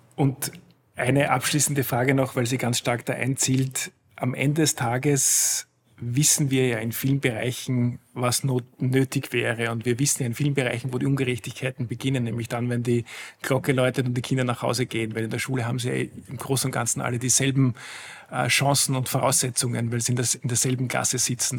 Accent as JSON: {"language": "German", "town": "Schladming", "region": "Styria", "country": "Austria", "tie": "born or raised there", "moved": "yes", "lives_now": "Vienna, Austria", "said": "ich selbst äh, komme aus einem sehr ländlichen Gebiet, ich komme aus Schladming, da war die Hauptschule, die es in dem Ort gab, quasi die Gesamtschule"}